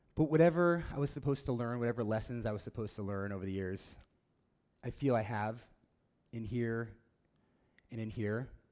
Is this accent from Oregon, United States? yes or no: yes; Oregon, United States; growing up in Oregon, um, we don't have a f- professional football team here